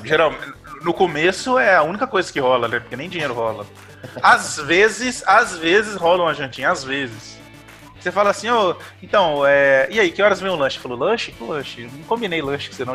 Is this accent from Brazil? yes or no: yes; Carangola, Minas Gerais, Brazil; now in Viçosa, Brazil; hoje eu moro em Viçosa, sou de Carangola, mas eu moro em Viçosa